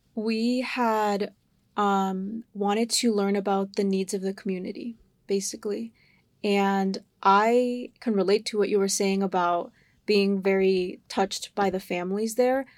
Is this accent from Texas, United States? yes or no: no; Sarasota, Florida, United States; I grew up in Sarasota